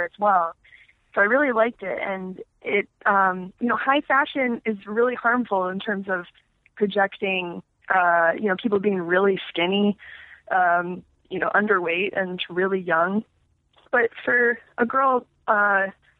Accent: Phoenix, Arizona, United States; I grew up in Phoenix

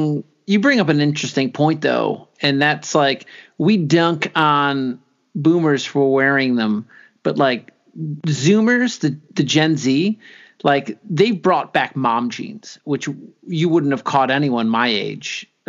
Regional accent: South Africa; South African.

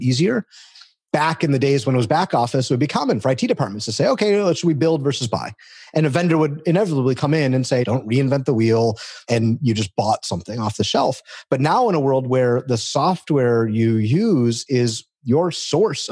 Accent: Detroit, Michigan, United States; I come from Detroit, the automotive capital of the world. And so I grew up around cars

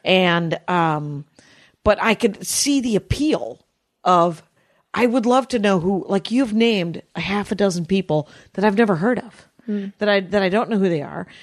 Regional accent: Wisconsin, United States; now in California, United States; I'm from Wisconsin.

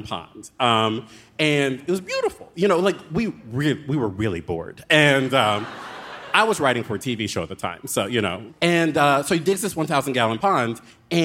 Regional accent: Baltimore, Maryland, United States; moved away as an adult; also born or lived in Philadelphia; I moved back to Baltimore from Philadelphia against my will

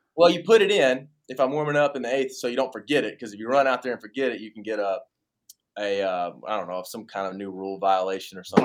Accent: Tuscaloosa, Alabama, United States; my hometown Tuscaloosa

